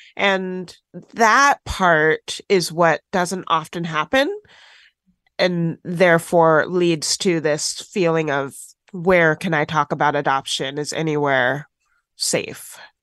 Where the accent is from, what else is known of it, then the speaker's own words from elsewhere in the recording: Washington, United States; also born or lived in Tennessee; I grew up in Washington State after being adopted from foster care in Tennessee.